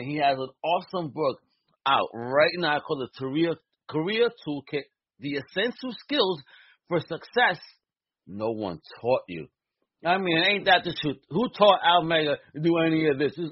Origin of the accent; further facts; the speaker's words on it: New York City, New York, United States; now in Southeast, United States; as a Brooklynite.